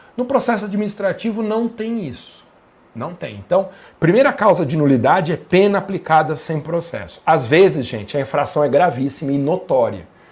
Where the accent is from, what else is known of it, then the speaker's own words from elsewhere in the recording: Guarulhos, São Paulo, Brazil; Eu sou de Guarulhos